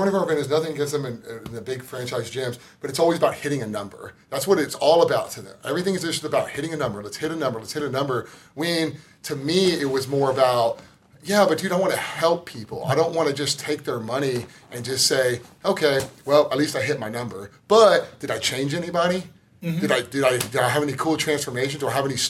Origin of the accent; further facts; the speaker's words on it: Tomball, Texas, United States; I grew up in Tomball, Texas, outside of Houston.